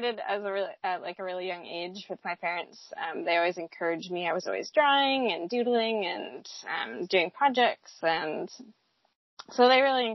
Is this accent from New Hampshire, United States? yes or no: yes; New Hampshire, United States; moved away as an adult; also born or lived in Seattle, Washington / Virginia; I grew up in New Hampshire